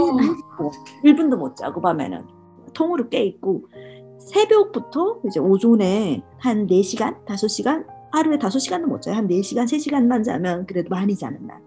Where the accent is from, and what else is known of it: North Korea; born or raised there; now in Oregon, United States